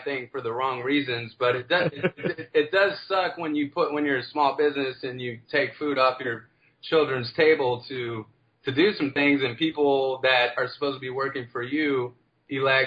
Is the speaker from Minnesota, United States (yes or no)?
no; DeSoto, Texas, United States; I'm originally from DeSoto